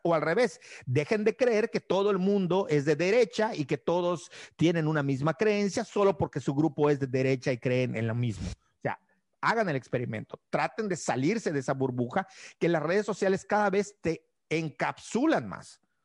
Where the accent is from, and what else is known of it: Yucatán, Mexico